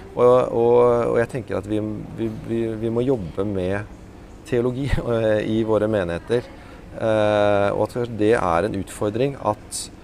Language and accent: Norwegian; Oslo, Norway; oppvokst i Oslo